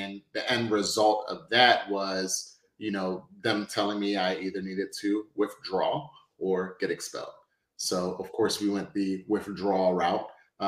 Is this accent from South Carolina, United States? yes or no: no; Philadelphia, Pennsylvania, United States; also born or lived in Brooklyn, New York; I was born in New York because I was raised in Philly. So I'm definitely born in New York, but raised in Philly. I spent most of my life in Philadelphia. I came over here when I was about 1 year old.